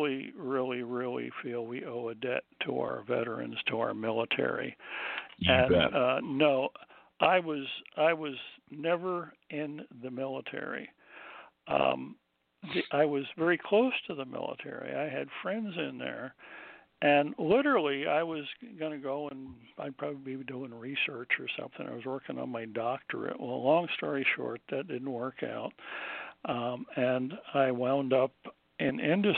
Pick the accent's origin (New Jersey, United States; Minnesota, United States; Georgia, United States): New Jersey, United States; moved away; I grew up in New Jersey on the coast